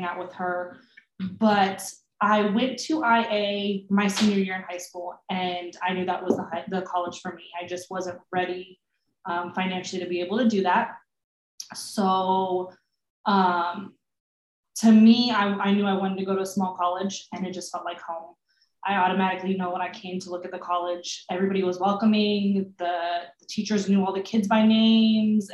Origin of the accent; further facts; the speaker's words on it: Sacramento, California, United States; we were both born and raised in Sacramento, California.